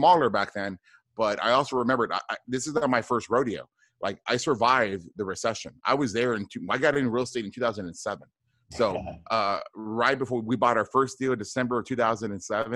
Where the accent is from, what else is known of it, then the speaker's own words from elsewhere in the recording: South Texas, United States; I grew up in South Texas, a border town, about maybe 20 minutes from the border between the United States and Mexico.